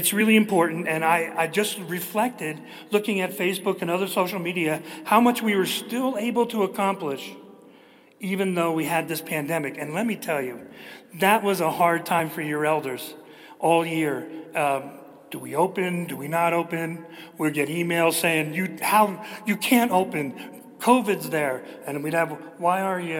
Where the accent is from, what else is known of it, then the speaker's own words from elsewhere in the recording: New Jersey, United States; I'm from New Jersey